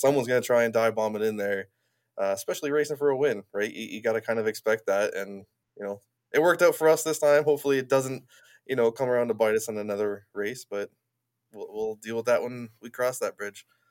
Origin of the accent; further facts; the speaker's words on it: Niagara Falls, Ontario, Canada; I grew up in Niagara Falls